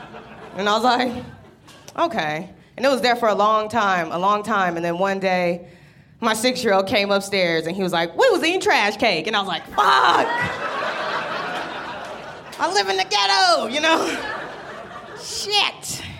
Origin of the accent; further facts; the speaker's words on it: Denver, Colorado, United States; I'm from Denver. I'm originally from Denver, Colorado.